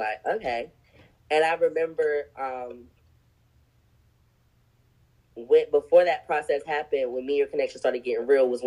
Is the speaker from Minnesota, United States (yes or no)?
no; Greenville, North Carolina, United States; growing up in North Carolina, especially Greenville, small town